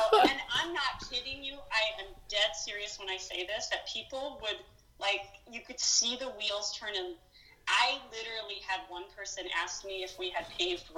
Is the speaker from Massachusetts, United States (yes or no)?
no; Billings, Montana, United States; moved away as an adult; also born or lived in Gainesville, Florida; now in Fargo, United States; Yeah, so when I do tell people that we're from Montana and that we grew up in Billings